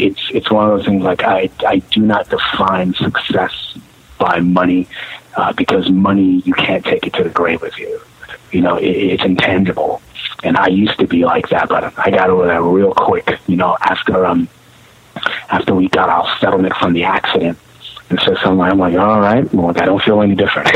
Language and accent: English; New York City, New York, United States; I was born in Brooklyn, King, Kings County Hospital